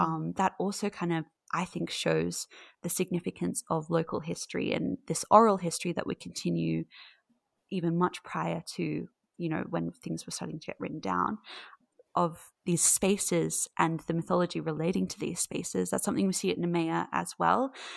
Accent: Australia; I'm from Australia

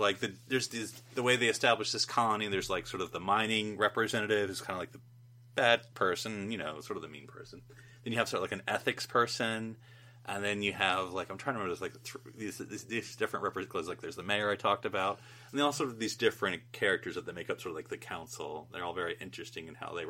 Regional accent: United States; as an American

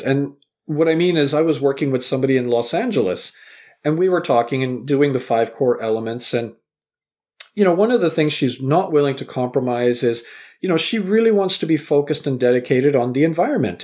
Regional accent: Vancouver, British Columbia, Canada; also born or lived in Southampton, England; I was born in England, raised in Canada

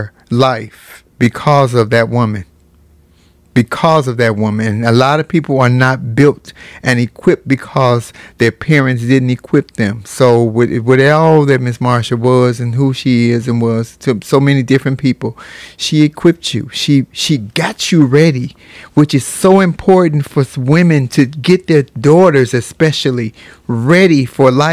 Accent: United States; we are Americans

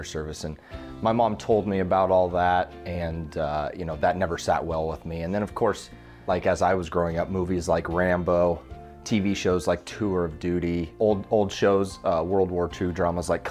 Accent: Fontanelle, Iowa, United States; also born or lived in Creston, Iowa; So I was born in Creston, Iowa, and I grew up in the little town of Fontenelle, Iowa, about 600 people.

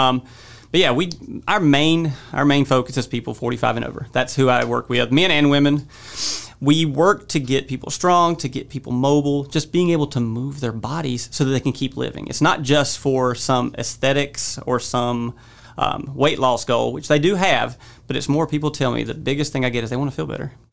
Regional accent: Pilot Mountain, North Carolina, United States; moved away as an adult; also born or lived in Colorado Springs, Colorado; I grew up in Pilot Mountain

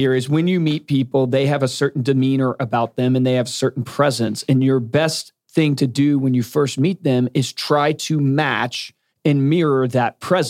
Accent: the South, United States; Now, I come from the South

